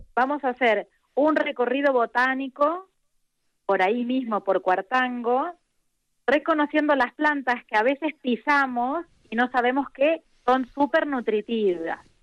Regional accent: Argentina; moved away; soy argentina

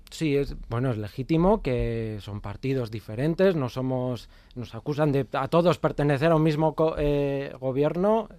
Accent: Navarre, Spain; nuestra tierra

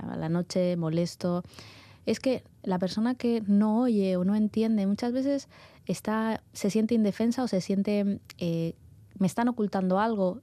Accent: Málaga, Andalusia, Spain; moved away as an adult; now in Bilbao, Spain; Yo originariamente de Málaga, ¿vale? Y y bueno, llevo aquí en Bilbao ya más de 12 años

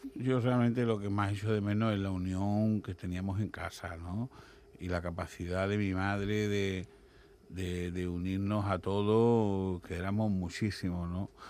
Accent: Andalusia, Spain; accent: Andalusian; se nos note el acento ultra andaluz

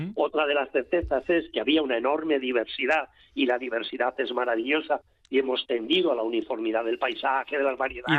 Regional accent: Rioja Baja, La Rioja, Spain; Yo soy de la Ribera, soy de la Rioja Baja

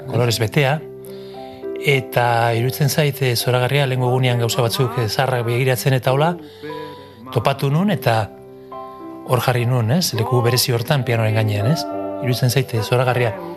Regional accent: Irun, Basque Country, Spain; Basque is a second language; lapitze auzoan hemen irunen, gu irunen jaio gara, eta lapitze auzoan auzoan ordu pila bat ematen genituen

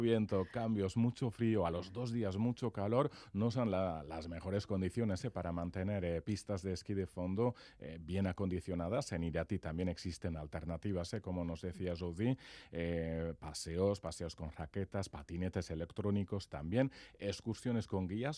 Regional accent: Labourd, Nouvelle-Aquitaine, France; yo soy de Lapurdi

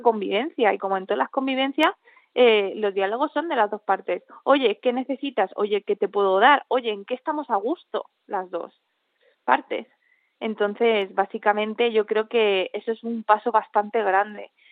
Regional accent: Andalusia, Spain; obviamente nacido aquí, llevo aquí toda mi vida

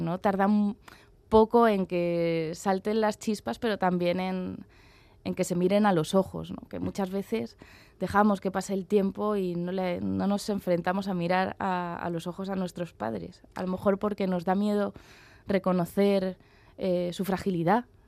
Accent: Madrid, Community of Madrid, Spain; moved away as an adult; also born or lived in Basque Country; yo soy de Madrid, me he criado en Madrid

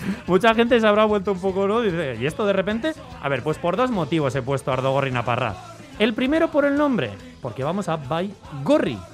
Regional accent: Valle de Trápaga, Basque Country, Spain; mi pueblo, San Ramón Nonato, el Valle de Trápaga

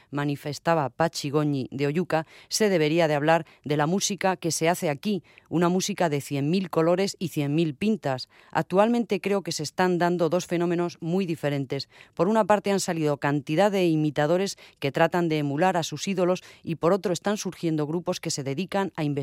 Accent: Navarre, Spain; Antes nos creíamos más lo del rock radical vasco, porque hacemos rock y somos vascos, pero también podría haberse llamado rock navarro cabezón, porque somos navarros y muy cabezones

